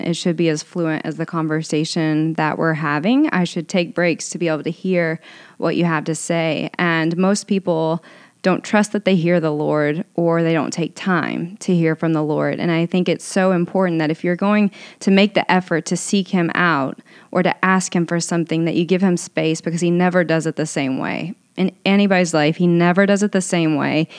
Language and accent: English; Owensboro, Kentucky, United States; now in Los Angeles, United States; I grew up in Owensboro, Kentucky, so super small town, very conservative.